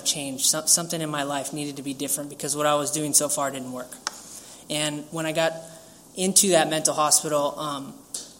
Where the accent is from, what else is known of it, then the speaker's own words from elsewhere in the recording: San Diego, California, United States; I grew up here in Pacific Beach, San Diego